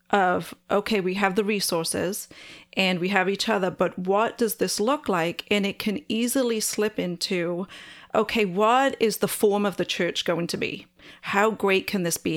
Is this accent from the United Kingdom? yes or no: yes; Wales, United Kingdom; I'm Welsh, and so we're outnumbered by sheep